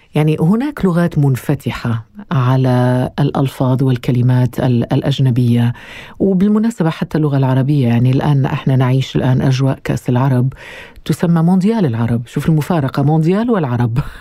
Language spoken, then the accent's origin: Arabic; Algeria; وانا من الجزائر